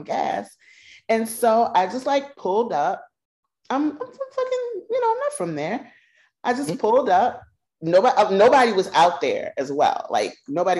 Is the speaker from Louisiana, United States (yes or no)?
yes; New Orleans, Louisiana, United States; I'm from New Orleans